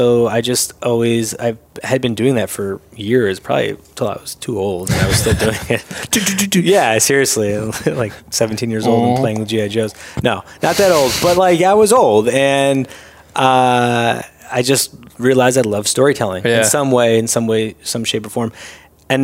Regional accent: Syracuse, New York, United States; moved away as an adult; now in Los Angeles, United States; I'm born and raised in Syracuse.

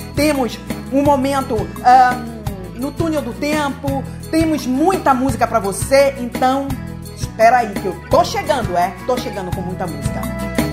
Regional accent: Bahia, Brazil; now in Italy; eu também sou nordestina, venho da Bahia

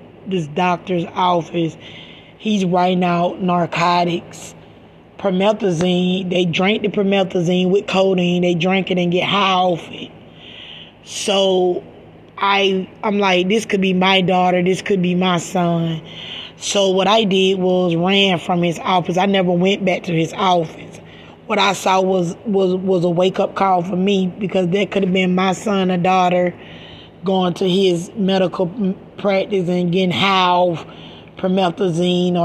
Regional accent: Macon, Georgia, United States; now in Stockton, United States; I'm from Macon, Georgia, and I moved to this place called Stockton, California

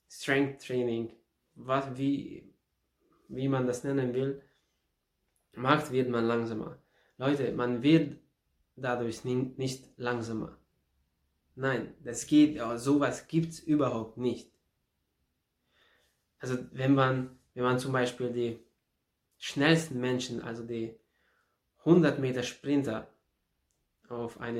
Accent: Ada, Vojvodina, Serbia; Und da in, in Serbien, in meiner Heimatstadt, in Ada, habe ich damit, äh, habe mich damit be beschäftigt.

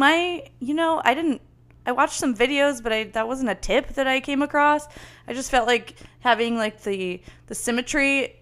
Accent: San Diego, California, United States; we're from the South Bay. we're from SD

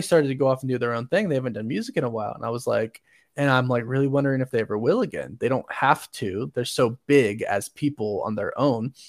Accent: Orlando, Florida, United States; born or raised there; now in Utah, United States

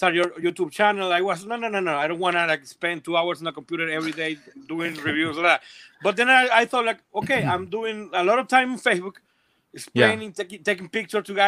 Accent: Venezuela; moved away as an adult; now in Colombia; I was born in Venezuela, then I had to leave my country. We came to Colombia

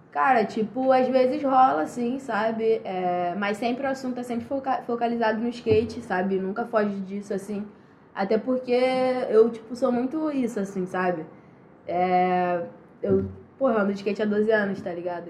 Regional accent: Rio de Janeiro, Brazil; sou daqui do Rio

